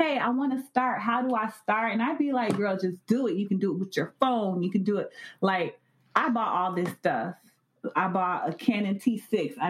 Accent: Miami, Florida, United States; I'm from Miami

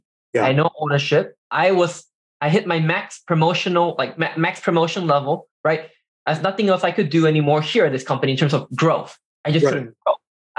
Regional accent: Seattle, Washington, United States; moved away as an adult; also born or lived in Carbondale, Illinois; I grew up in Seattle, Washington.

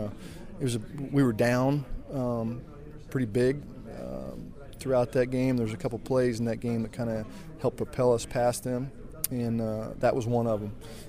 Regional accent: Elkhart, Kansas, United States; moved away; The city limits to my hometown is the Oklahoma state line. Hmm. Colorado's about 5 miles west of us. We're a 2A school in the state of Kansas.

